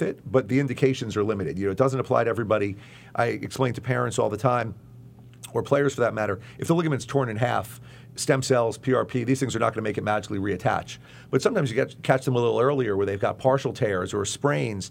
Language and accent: English; Long Island, New York, United States; I grew up on Long Island